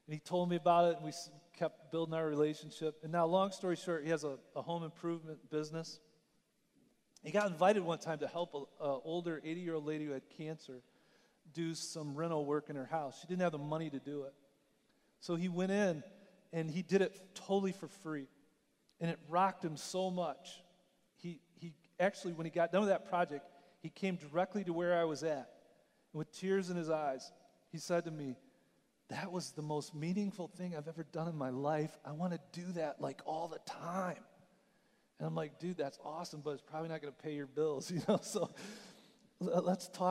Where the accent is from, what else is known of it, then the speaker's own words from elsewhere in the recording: Michigan, United States; moved away; I grew up in Michigan